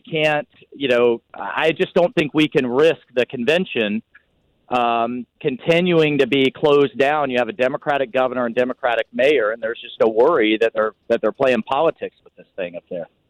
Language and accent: English; Jacksonville, Florida, United States; I'm from Jacksonville